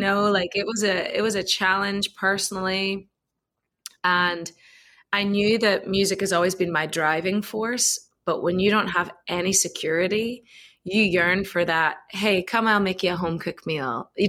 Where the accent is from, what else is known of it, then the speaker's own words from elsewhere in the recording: Belfast, Northern Ireland, United Kingdom; moved away as an adult; also born or lived in Donegal, Ireland / England; now in Austin, United States; I grew up in Ireland my whole life, Belfast and Donegal. So in the north and the south, I was a mixture of both.